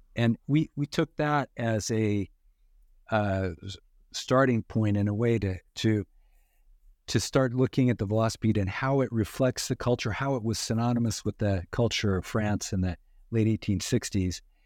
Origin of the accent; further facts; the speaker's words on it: western Idaho, United States; grew up in, in, uh, western Idaho